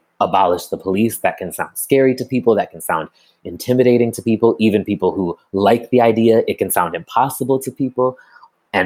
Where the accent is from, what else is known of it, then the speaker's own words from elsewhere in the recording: Amherst, Massachusetts, United States; moved away as an adult; now in Chicago, United States; I'm originally from Amherst, Massachusetts. I'm currently living in Chicago